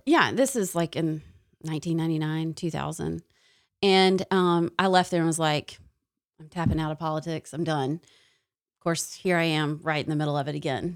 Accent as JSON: {"language": "English", "region": "Tennessee", "country": "United States", "moved": "yes", "lives_now": "Alabama, United States", "said": "I'm from Tennessee"}